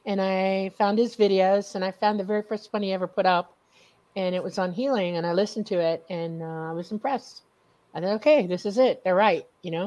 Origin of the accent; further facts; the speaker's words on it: Miami, Florida, United States; moved away as an adult; also born or lived in Fort Benning, Georgia; I lived in Miami, Florida most of my life